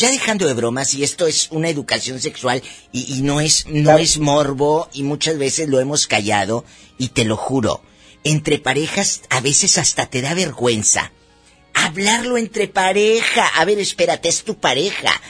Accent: Monclova, Coahuila, Mexico; Soy de Monclova, soy

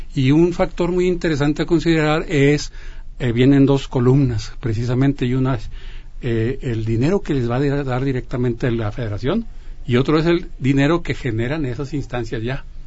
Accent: Mexico; de todos nosotros, de todos como, mexicanos

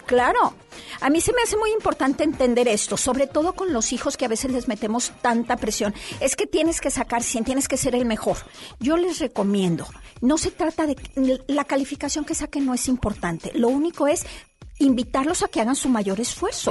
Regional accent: Torreón, Coahuila, Mexico; now in Monterrey, Mexico; Yo soy de fuera, Lore, yo vengo de Torreón

